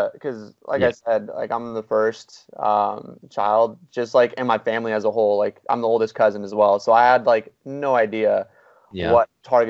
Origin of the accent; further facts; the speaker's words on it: Riverside, California, United States; So I'm born and raised in SoCal, from Riverside. So not too far from where I'm at right now.